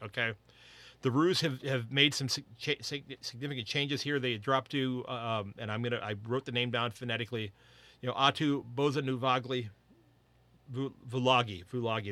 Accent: United States; as an American footy fan

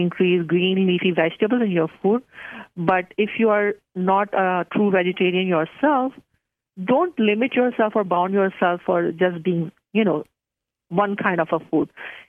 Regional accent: Pakistan; And because I'm from Pakistan, so I love curries.

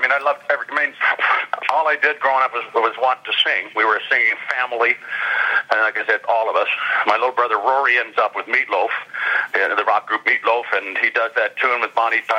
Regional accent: Port Dover, Ontario, Canada; also born or lived in Dublin, Ireland / London, Ontario; In Port Dover, Ontario. I was born in Dublin, Ireland. I came over when I was very young, like 3 or 4 or something. And I grew up in a small town in Lake Erie

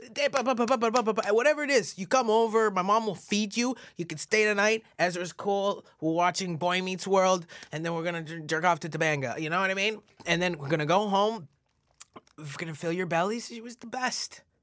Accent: Stouffville, Ontario, Canada; also born or lived in Regina, Saskatchewan / Mississauga / Toronto; So Canada, I grew up in Stouffville

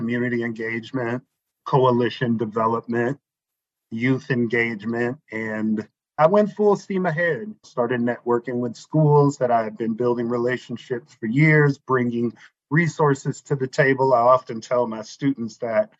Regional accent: East St. Louis, Illinois, United States; moved away as an adult; now in Arizona, United States; I grew up on the east side of St. Louis, which is in Illinois

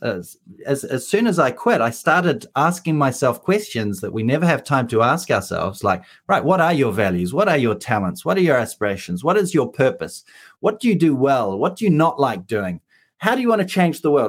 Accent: New Zealand; moved away; I'm a New Zealander

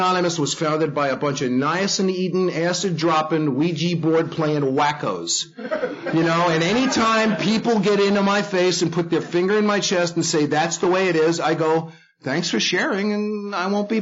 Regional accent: New York City, New York, United States; I grew up in the Bronx in a Jewish family.

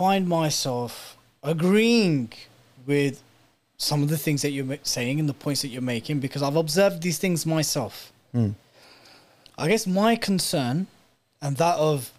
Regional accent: United Kingdom; growing up in British state schools and maybe not in the most Islamic environments

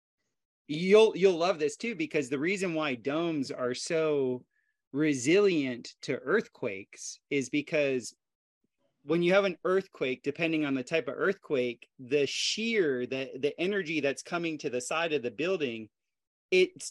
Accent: South Florida, United States; moved away as an adult; also born or lived in Costa Rica; I grew up in South Florida where there's lots of hurricanes and my dad was a builder

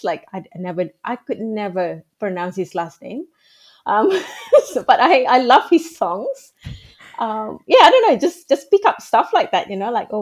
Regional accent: Kuala Lumpur, Malaysia; first language Malay; English is a second language; moved away as an adult; now in Australia; when I grew up in Malaysia, I went to public schools or schools in Malaysia

